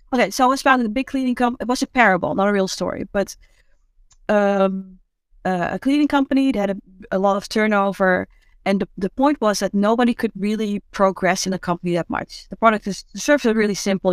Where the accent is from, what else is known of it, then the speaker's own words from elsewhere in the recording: Amsterdam, North Holland, Netherlands; I'm from Amsterdam.